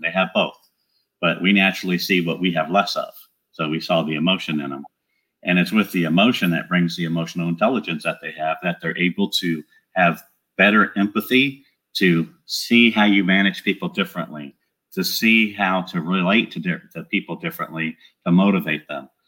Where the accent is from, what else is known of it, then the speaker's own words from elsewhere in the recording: Southern California, United States; moved away as an adult; also born or lived in San Antonio, Texas; now in Great Smoky Mountains, United States; I'm from Southern California, where I was born and raised